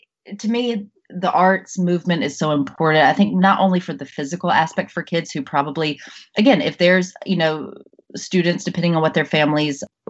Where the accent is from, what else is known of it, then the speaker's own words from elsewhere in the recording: Jackson, Mississippi, United States; moved away as an adult; also born or lived in New York City; I grew up in Jackson, Mississippi